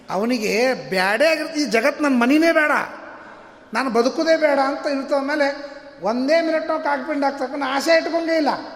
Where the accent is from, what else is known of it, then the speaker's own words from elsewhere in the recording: North Karnataka, India; ನಮ್ಮ ಹಳ್ಳಿ ಉತ್ತರ ಕರ್ನಾಟಕ ಭಾಷಾದವ್ರು